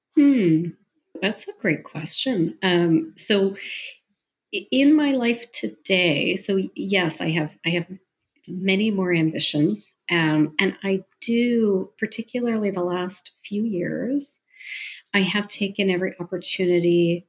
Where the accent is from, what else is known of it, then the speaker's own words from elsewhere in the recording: Mississauga, Ontario, Canada; now in Toronto, Canada; I was born in Toronto. I live in Toronto now, but I grew up in Mississauga